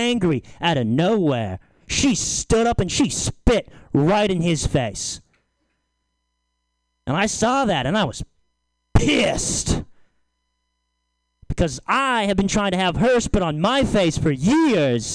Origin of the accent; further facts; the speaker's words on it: Lagunitas, California, United States; I'm from Lagunitas